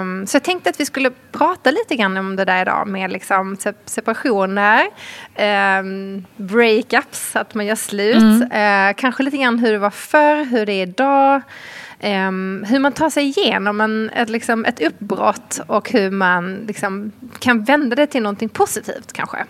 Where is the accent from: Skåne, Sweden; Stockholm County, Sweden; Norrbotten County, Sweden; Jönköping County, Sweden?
Skåne, Sweden; Malmö; jag kommer ju från Malmö så det var en ganska liten skola